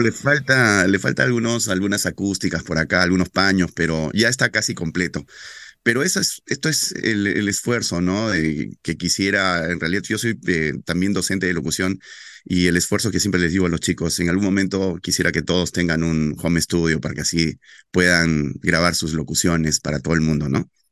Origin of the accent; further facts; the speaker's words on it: Loreto, Peru; ser el primer locutor adolescente en mi tierra, en locutar noticias para un para el noticiero más importante de la Amazonía, que se llama El Loretano